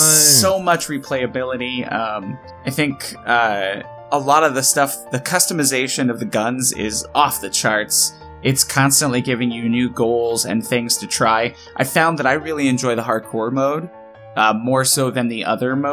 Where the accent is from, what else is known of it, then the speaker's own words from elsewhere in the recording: Midwest, United States; I grew up in the Midwest